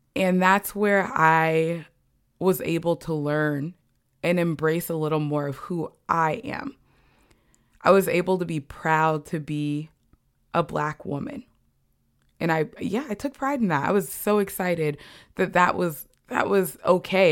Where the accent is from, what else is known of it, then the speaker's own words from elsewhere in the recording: Bloomington, Indiana, United States; I grew up in Bloomington, Indiana, a college town that was predominantly white as well